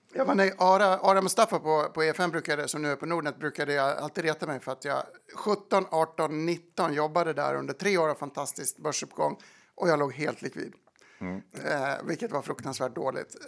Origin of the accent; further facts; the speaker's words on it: Falun, Dalarna County, Sweden; moved away as an adult; also born or lived in London; now in New York, United States; jag är från Falun